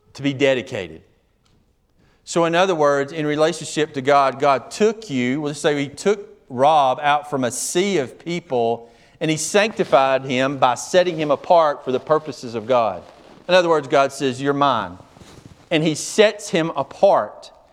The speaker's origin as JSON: {"language": "English", "country": "United States", "said": "I'm an American."}